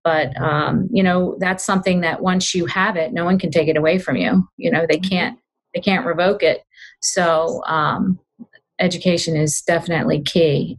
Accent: Glen Burnie, Severna Park, Annapolis, Maryland, United States; also born or lived in western Pennsylvania; they um, eventually left their hometown in western Pennsylvania, where I was born, and moved to Glen Burnie, Maryland

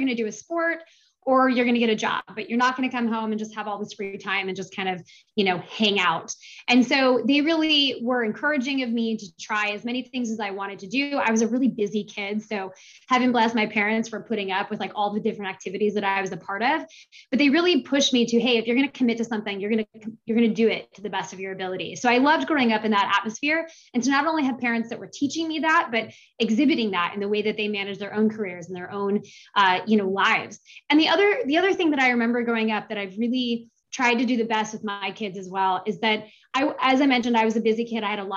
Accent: Seattle, Washington, United States; moved away as an adult; I grew up in Seattle, Washington

